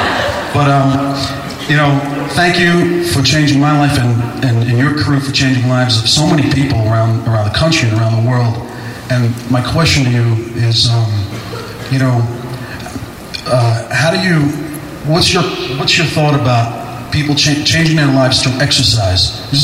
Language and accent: English; Jersey City, New Jersey, United States; Jersey City.